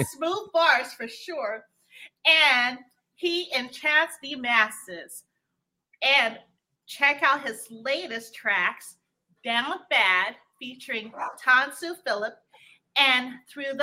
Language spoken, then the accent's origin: English; Guam; moved away; I'm originally from Guam